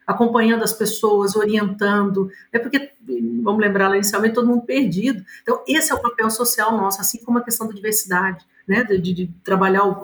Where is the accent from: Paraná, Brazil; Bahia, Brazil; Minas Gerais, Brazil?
Minas Gerais, Brazil; born there; Somos, né, nascemos aqui em Minas Gerais, então é um orgulho para nós estar com vocês aqui hoje.